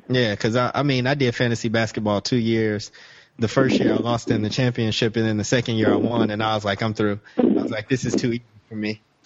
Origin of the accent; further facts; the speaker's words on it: Chicago, Illinois, United States; I grew up in Chicago